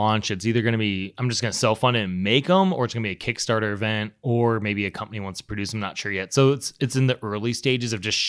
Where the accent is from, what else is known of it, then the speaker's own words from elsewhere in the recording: Colorado, United States; And we're like, oh, we're both from Colorado.